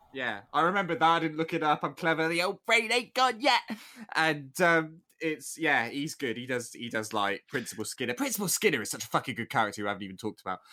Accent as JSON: {"language": "English", "country": "United Kingdom", "said": "being British"}